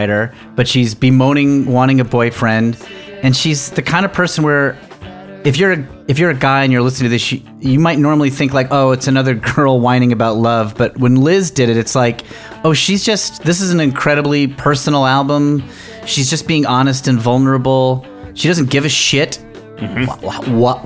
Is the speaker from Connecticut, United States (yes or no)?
yes; Danbury, Connecticut, United States; moved away; I just graduated college in Connecticut. Danbury, Connecticut